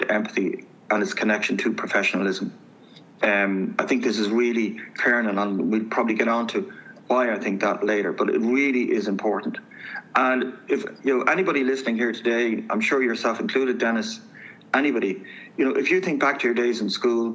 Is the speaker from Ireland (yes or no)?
yes; Dublin, Leinster, Ireland; I grew up, I'm from Manor Street, inner city Dublin, youngest of a very large family